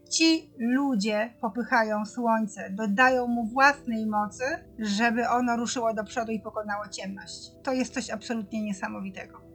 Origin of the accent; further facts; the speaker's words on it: Masovian Voivodeship, Poland; u nas na Mazowszu